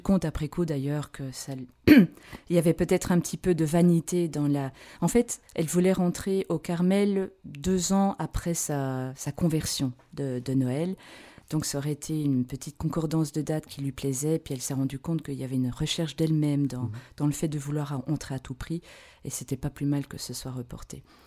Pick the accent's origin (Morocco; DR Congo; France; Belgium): Belgium; moved away as an adult; now in Switzerland; je suis belge